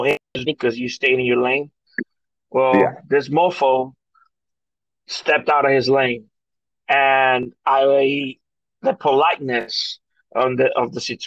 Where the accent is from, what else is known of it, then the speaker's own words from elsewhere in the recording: New York, United States; now in Florida, United States; we both have family and we come from New York